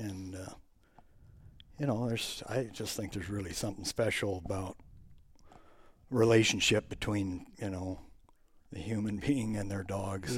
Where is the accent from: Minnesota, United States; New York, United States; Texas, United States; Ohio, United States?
Minnesota, United States; Plymouth; moved away as an adult; now in Zimmerman, United States; I grew up in Plymouth